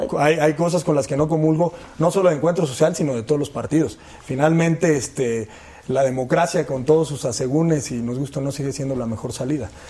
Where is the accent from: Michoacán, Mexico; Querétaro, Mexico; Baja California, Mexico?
Michoacán, Mexico; Michoacán no solo somos eso, los michoacanos no solo somos eso.